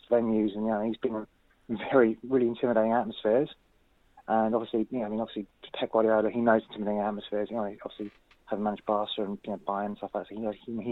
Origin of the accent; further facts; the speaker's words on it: London, United Kingdom; also born or lived in Northumberland Park, London; I'm originally from Seven Sisters, moved up to Northumberland Park